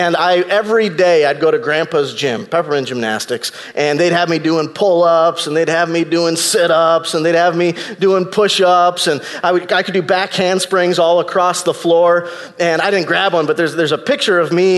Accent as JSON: {"language": "English", "town": "Racine", "region": "Wisconsin", "country": "United States", "tie": "born or raised there", "said": "I grew up in Racine, Wisconsin"}